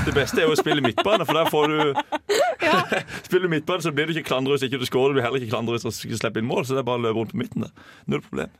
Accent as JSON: {"language": "Norwegian", "town": "Holum", "region": "Agder", "country": "Norway", "said": "der jeg kommer fra Holum"}